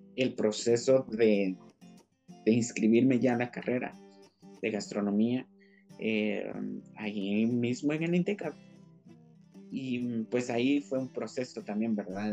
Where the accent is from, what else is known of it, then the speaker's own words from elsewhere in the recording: Guatemala; nuestra Guatemala